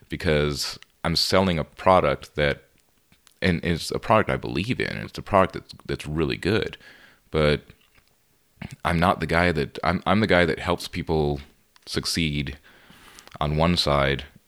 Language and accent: English; Laredo, Texas, United States; moved away as an adult; also born or lived in San Marcos, Texas; I grew up in Laredo, Texas, and moved to San Marcos to finish up my degree